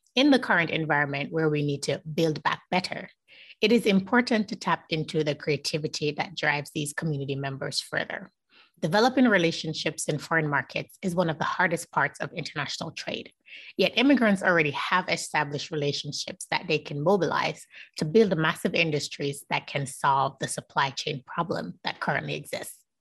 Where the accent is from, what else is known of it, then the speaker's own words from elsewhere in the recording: Jamaica; I'm Jamaican